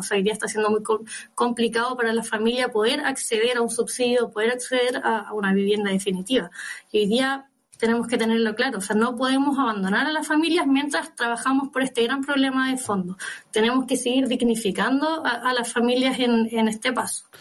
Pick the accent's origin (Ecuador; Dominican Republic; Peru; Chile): Chile; Biobío; yo vengo de la región de Biobío